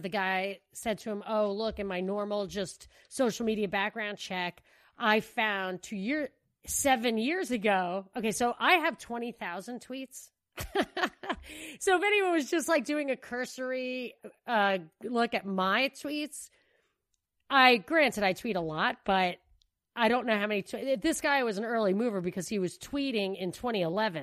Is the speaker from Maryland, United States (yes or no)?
no; New York, United States; moved away; I'm from New York